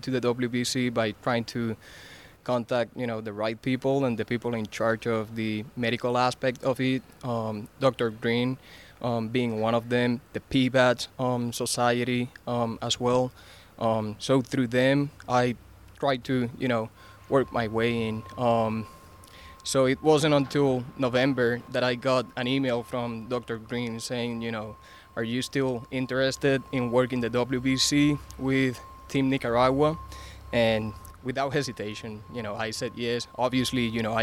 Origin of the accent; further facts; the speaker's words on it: Puerto Rico; I am from Puerto Rico. That's where I come from.